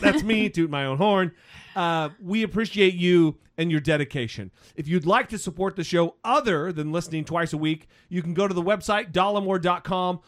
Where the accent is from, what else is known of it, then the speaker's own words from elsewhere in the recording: Idaho, United States; Idaho, my home state